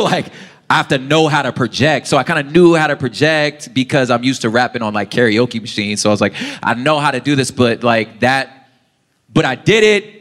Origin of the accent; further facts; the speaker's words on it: Los Angeles, California, United States; I'm just from South Central